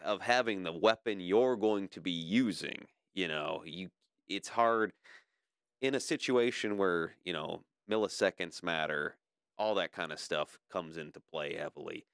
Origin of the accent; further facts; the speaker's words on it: Livonia, Michigan, United States; I was born and raised in Livonia